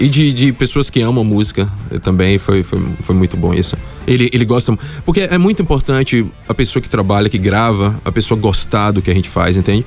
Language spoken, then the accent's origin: Portuguese; Bahia, Brazil; now in Luxembourg; na Bahia, de onde, de onde eu venho